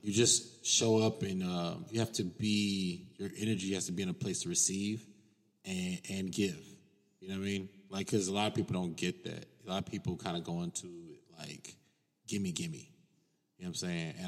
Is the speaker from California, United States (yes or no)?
no; Cincinnati, Ohio, United States; moved away as an adult; now in Los Angeles, United States; I'm from Cincinnati, Ohio.